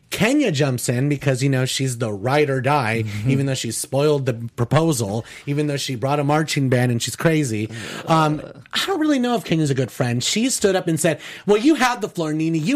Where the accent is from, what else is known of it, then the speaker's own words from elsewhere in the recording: Paterson, New Jersey, United States; I'm from Paterson.